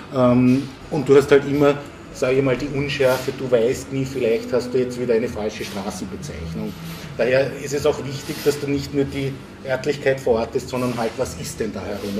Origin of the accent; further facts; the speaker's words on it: Vienna, Austria; in Wien geboren, aufgewachsen und ich könnte fast sagen, auch die Stadt nie verlassen